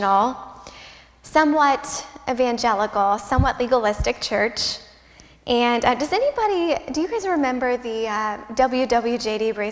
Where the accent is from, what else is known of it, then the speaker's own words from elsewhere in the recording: Midwest, United States; I'm a Midwesterner